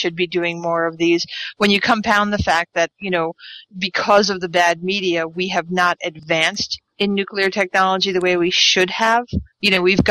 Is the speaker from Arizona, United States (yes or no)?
no; Long Island, New York, United States; I grew up on Long Island